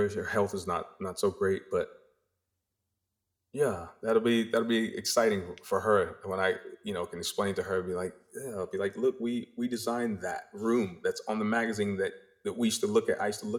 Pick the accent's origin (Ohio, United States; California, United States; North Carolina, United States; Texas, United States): North Carolina, United States; growing up in North Carolina in our little tiny house and my mom just having these dreams and these aspirations